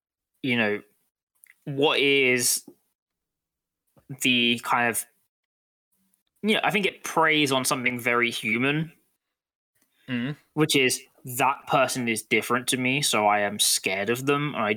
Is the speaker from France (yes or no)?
no; United Kingdom